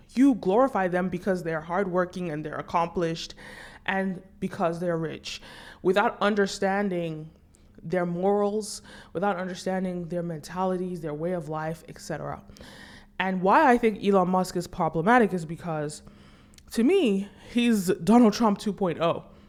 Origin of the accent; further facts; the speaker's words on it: Nigeria; I'm Nigerian